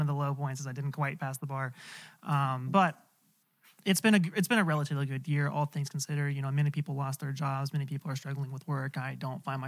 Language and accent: English; California, United States; as a Californian born and raised